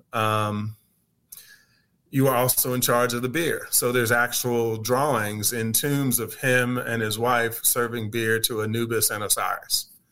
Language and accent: English; Tuskegee, Alabama, United States; moved away as an adult; also born or lived in Boston, Massachusetts; now in Atlanta, United States; I grew up in Tuskegee, Alabama